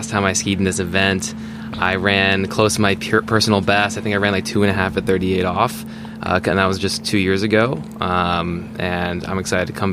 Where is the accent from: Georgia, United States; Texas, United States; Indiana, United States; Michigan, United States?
Texas, United States; Dallas; I come from Dallas, Texas, so I'm a South Central skier